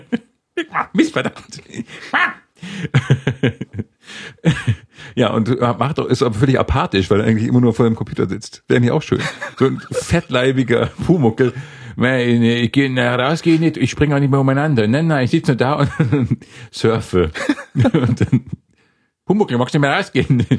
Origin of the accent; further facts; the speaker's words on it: Northern Germany, Germany; moved away; also born or lived in Bavaria; bei uns im Norden